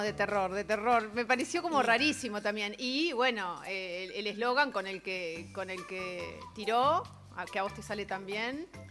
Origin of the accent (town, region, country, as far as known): Uruguay